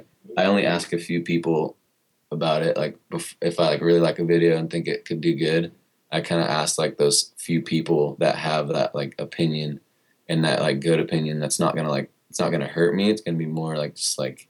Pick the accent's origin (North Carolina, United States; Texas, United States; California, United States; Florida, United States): California, United States; Murrieta; also born or lived in Long Beach; now in Los Angeles, United States; that's where I was raised till I was like right out of high school.